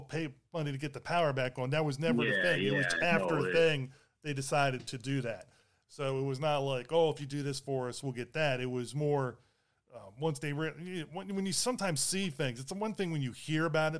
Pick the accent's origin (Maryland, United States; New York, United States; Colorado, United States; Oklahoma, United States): Maryland, United States; Baltimore; I grew up in Baltimore City